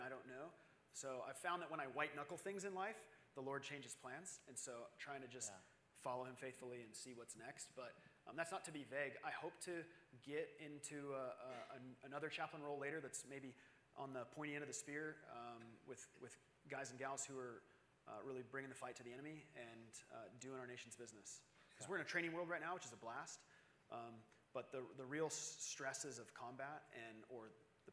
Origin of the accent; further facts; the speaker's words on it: Arizona, United States; I'm from Arizona.